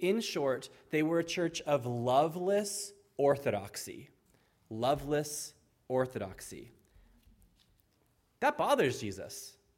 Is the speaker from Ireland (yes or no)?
yes; Ireland; Now, I'm visiting California from Ireland, and I love it here.